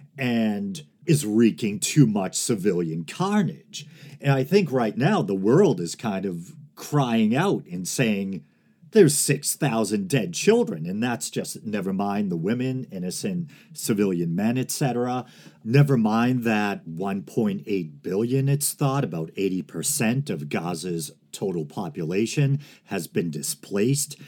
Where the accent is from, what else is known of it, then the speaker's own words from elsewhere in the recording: United States; I'm speaking as an American citizen